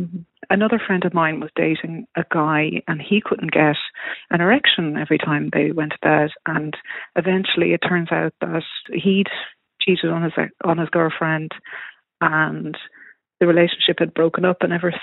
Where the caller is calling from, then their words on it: Toronto, Ontario, Canada; I'm ringing from Toronto.